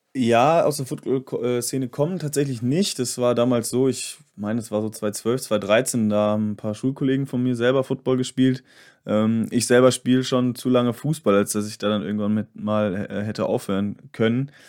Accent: Bielefeld, North Rhine-Westphalia, Germany; ich komme nämlich auch aus Nordrhein-Westfalen, aus Bielefeld.

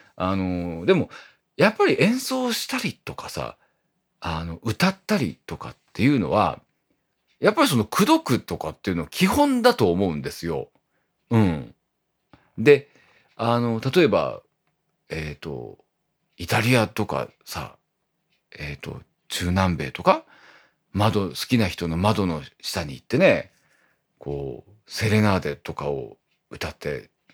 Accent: Iwate, Japan; now in Tokyo, Japan; 僕のあの、故郷の、えっ、ー、と、岩手はね

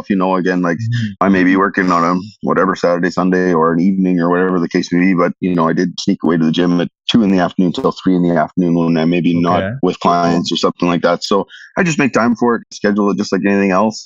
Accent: Regina, Saskatchewan, Canada; I was born and raised here in Regina, so I've been here my entire

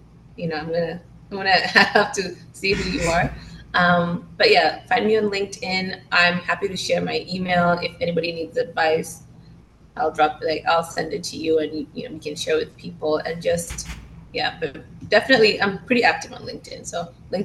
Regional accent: Tanzania; I'm from Tanzania

